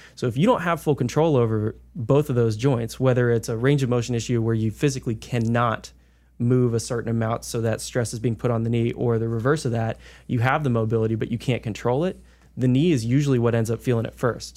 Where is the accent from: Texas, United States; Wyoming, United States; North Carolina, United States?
North Carolina, United States; Davie County; I grew up in Davie County